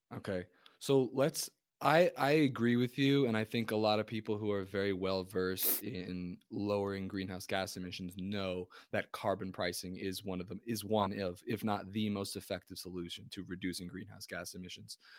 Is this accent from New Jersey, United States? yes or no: yes; New Jersey, United States; I'm from New Jersey